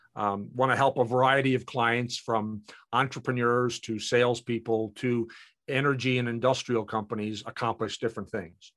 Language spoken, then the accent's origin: English; Canada; in our household, we're both Canadian